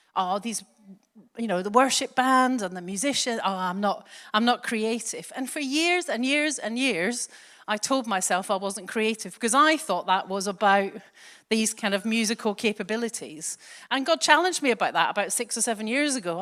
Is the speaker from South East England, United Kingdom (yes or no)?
no; Glasgow, Scotland, United Kingdom; accent: soft Scottish; moved away as an adult; now in England; I grew up in Glasgow, but I've been down here since, bleh, thirty years ago or so